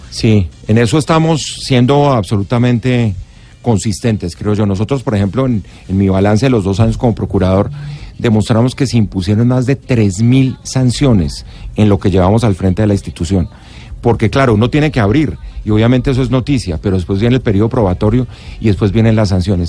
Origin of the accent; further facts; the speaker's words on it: Bogotá, Colombia; Yo soy bogotano